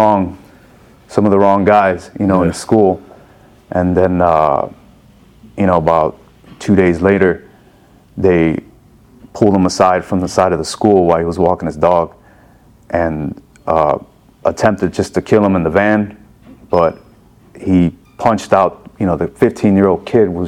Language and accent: English; Chicago, Illinois, United States; I was born and raised in Chicago, Illinois